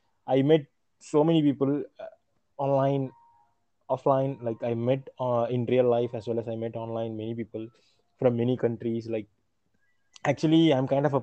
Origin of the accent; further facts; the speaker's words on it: Chennai, Tamil Nadu, India; I'm from Chennai.